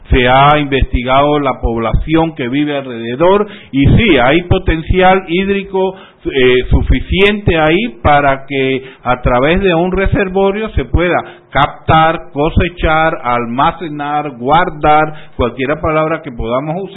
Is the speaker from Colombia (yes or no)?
no; Panama